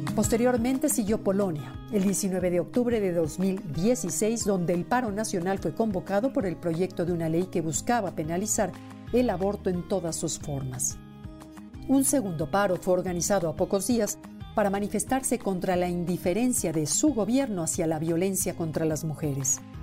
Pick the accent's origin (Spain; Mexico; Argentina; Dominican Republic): Mexico; en nuestro país